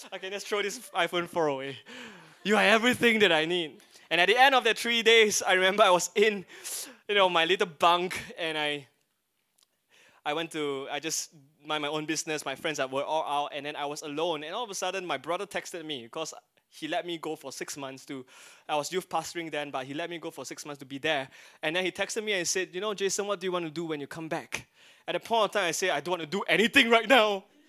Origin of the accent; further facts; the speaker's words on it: Singapore; as a Singaporean, yellow skin, Asian, Singaporean boy there